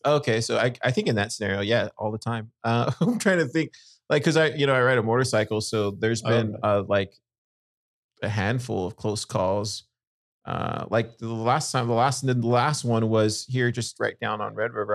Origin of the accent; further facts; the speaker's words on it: Corpus Christi, Texas, United States; I grew up in in Corpus